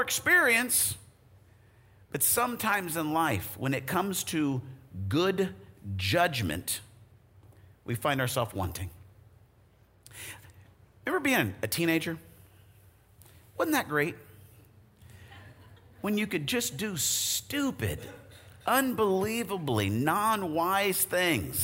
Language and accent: English; Arizona, United States; I grew up in Arizona